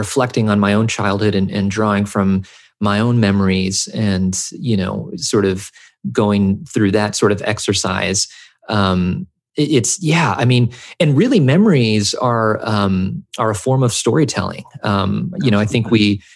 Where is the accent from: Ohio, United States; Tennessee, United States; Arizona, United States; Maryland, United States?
Tennessee, United States; rural; first language English; also born or lived in Southern California; I spent my formative years in rural Tennessee, when we moved over here from Southern California, I started to notice that most of my friends in this rural town where I grew up were white.